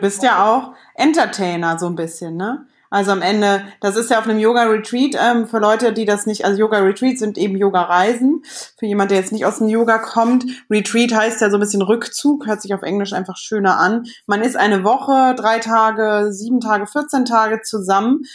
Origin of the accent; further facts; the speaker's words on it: Cologne, North Rhine-Westphalia, Germany; unsere Kölner äh, Connection irgendwie, obwohl wir uns da gar nicht kennengelernt haben. Aber ähm, von, der, von der Mentalität sind wir beide aus dem Umkreis